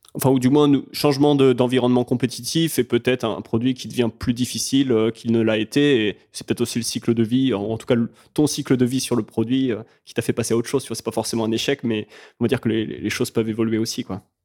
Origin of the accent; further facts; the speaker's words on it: France; en tant que Français